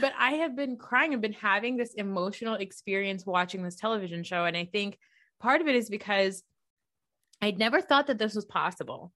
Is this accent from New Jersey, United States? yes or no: yes; New Jersey, United States; I'm a Pakistani American woman from New Jersey